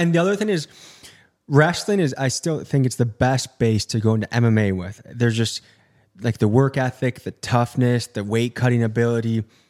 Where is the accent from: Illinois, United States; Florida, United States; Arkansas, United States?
Illinois, United States; moved away; I grew up in Illinois